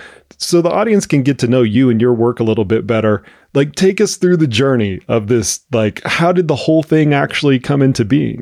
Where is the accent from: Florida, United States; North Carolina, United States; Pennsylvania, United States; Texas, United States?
Texas, United States; Dallas; I grew up in Dallas